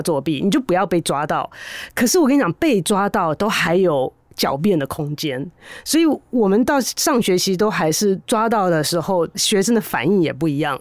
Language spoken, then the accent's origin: Chinese; Taiwan; 我们台湾人